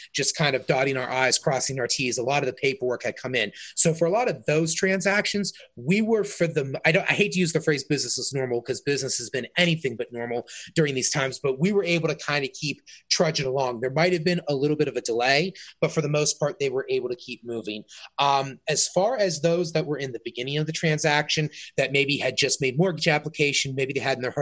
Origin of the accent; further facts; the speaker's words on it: South Fayette, Pennsylvania, United States; now in Canonsburg, United States; My wife and I grew up in South Fayette, she grew up in Cannonsburg, and now we live in Cannonsburg